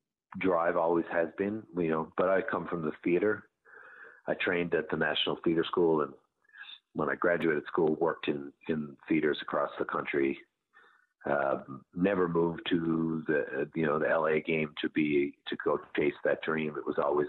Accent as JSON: {"language": "English", "town": "St. John's", "region": "Newfoundland and Labrador", "country": "Canada", "tie": "born or raised there", "also_born_or_lived": "Bell Island, Newfoundland", "said": "I was born on an island called Bell Island, which is a mining town, but I grew up in a place called the Goulds, which is just outside St. John's."}